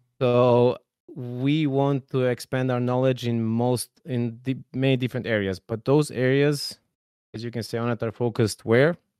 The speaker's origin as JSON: {"language": "English", "country": "Serbia", "said": "I'm coming from Serbia"}